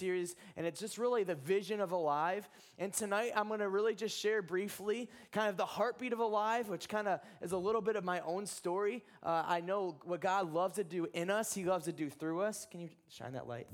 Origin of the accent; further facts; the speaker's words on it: Ohio, United States; I'm from Ohio.